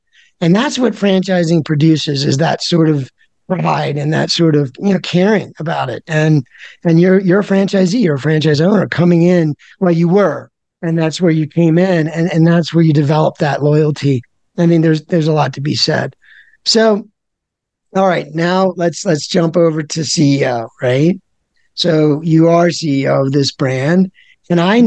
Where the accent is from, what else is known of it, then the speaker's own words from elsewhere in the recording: Philadelphia, Pennsylvania, United States; I'm from Philadelphia